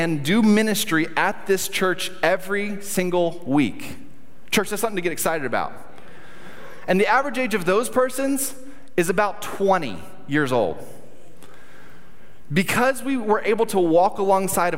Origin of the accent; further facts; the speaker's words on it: United States; We as an American